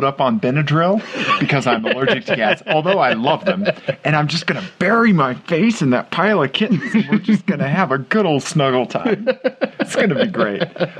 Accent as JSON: {"language": "English", "town": "Kansas City", "region": "Missouri", "country": "United States", "tie": "born or raised there", "said": "my hometown, Kansas City, Missouri."}